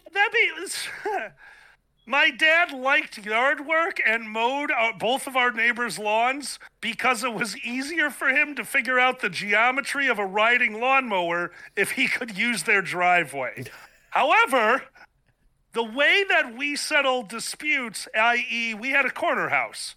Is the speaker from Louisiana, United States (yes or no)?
no; Chicago, Illinois, United States; down on the south side of Chicago, born and raised. I'm still here.